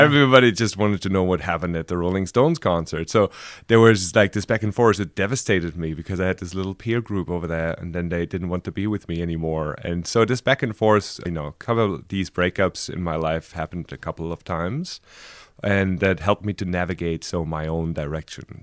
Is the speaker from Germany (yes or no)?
yes; Frankfurt, Hesse, Germany; moved away as an adult; also born or lived in Berlin; I was born in Frankfurt, and I lived the last ten years, uh, before I came here in Berlin.